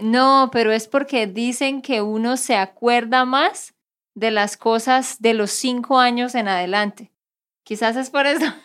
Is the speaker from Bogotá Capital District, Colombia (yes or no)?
no; Santander, Colombia; de Santander, Colombia